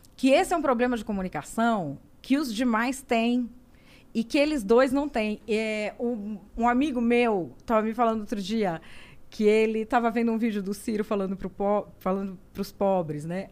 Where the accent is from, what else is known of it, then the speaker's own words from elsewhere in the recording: Santo André, São Paulo, Brazil; now in Cotia, Brazil; eu sou nascida em Santo André